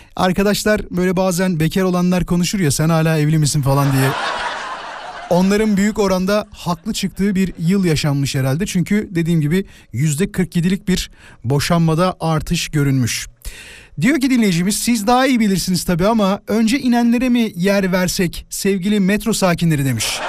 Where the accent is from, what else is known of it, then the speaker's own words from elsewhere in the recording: Yarımca, Kocaeli, Turkey; moved away; Ben Yarımca'da Mimar Sinan İlköğretim Okulu diye bir okulda okudum